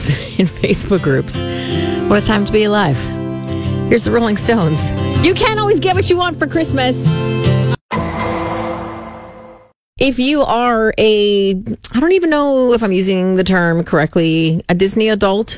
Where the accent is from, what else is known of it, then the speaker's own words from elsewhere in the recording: Canada; also born or lived in United Kingdom; I was from Canada